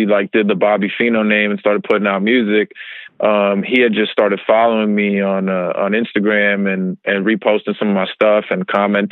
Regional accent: New York, United States; I'm from New York.

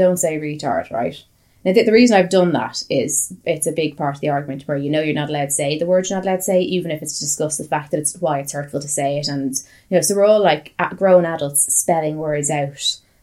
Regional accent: Ireland; I'm Irish

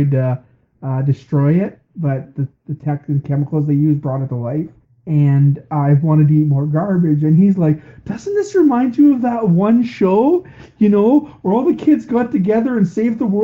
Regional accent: Canada; we're Canadian.

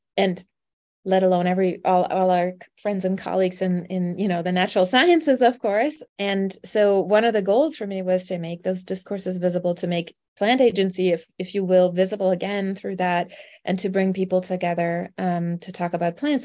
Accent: Germany; now in Arizona, United States; I am not from Arizona, I'm from Germany

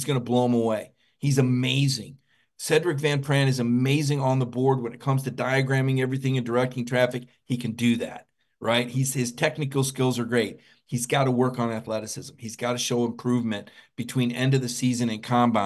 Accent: Mobile, Alabama, United States; I was born in Mobile, Alabama

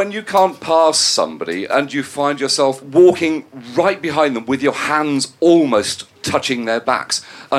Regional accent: Swindon, South West England, United Kingdom; I'm from Swindon.

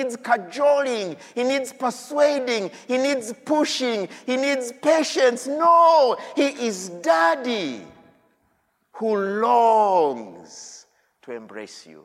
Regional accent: Uganda; I come from Uganda

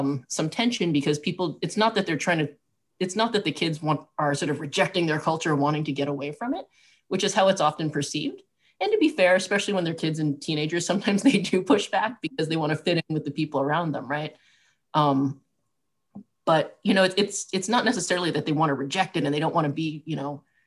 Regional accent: Southwest, United States; I grew up in the Southwest

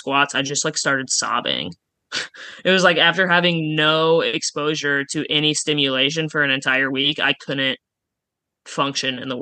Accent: Oskaloosa, Iowa, United States; also born or lived in Jefferson City, Missouri; now in Des Moines, United States; I'm from Oskaloosa

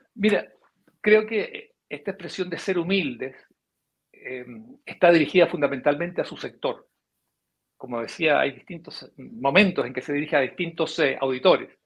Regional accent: Chile; nosotros como chilenos

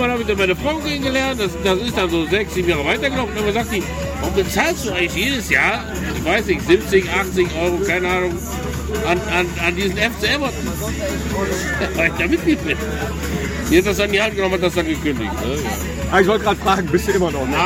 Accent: Bavaria, Germany; ich komme ursprünglich aus dem Reis, äh, so also Kreis Neuburg-Donau.

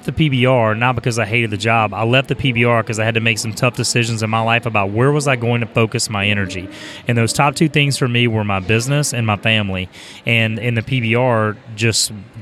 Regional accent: United States; I was born in America, which means I was born with a lottery ticket.

